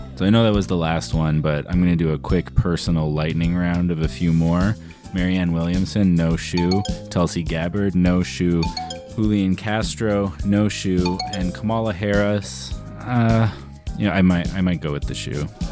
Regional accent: Canada; I'm Canadian.

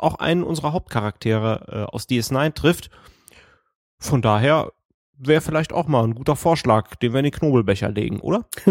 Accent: Erkelenz, North Rhine-Westphalia, Germany; moved away; wo Erkelenz doch mein Geburtsort ist

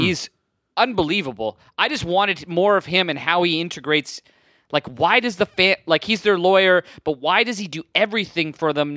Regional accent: Burlington, Ontario, Canada; I grew up in Burlington

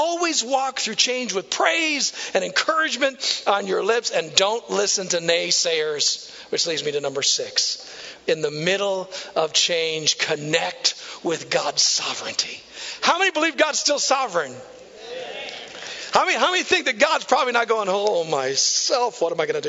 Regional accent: Neillsville, Wisconsin, United States; moved away as an adult; also born or lived in Marshfield, Wisconsin; now in Tulsa, United States; I grew up in Neillsville

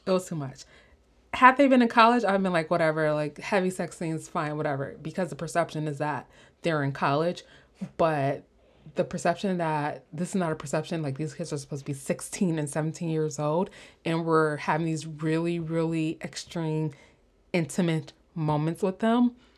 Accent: Chicago, Illinois, United States; I'm from Chicago

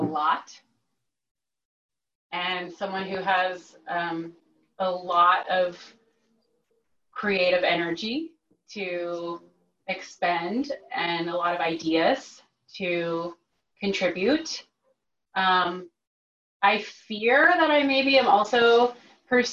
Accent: Texas, United States; moved away as an adult; I'm from Texas originally. I moved out here 10 years ago

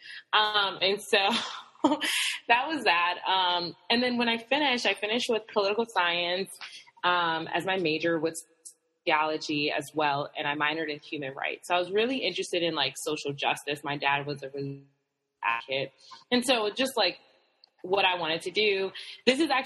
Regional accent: New Haven, Connecticut, United States; I'm from Connecticut. So good old New England, cold weather.

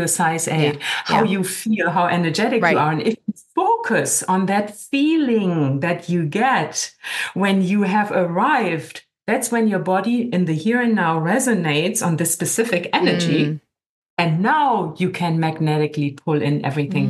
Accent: Germany; now in California, United States; I'm originally from Germany

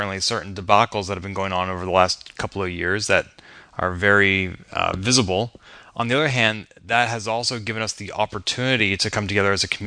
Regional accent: Boston, Massachusetts, United States; Boston's my hometown

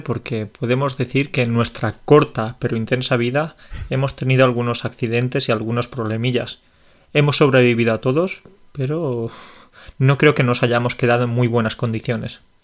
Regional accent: Andalusia, Spain; soy andaluz

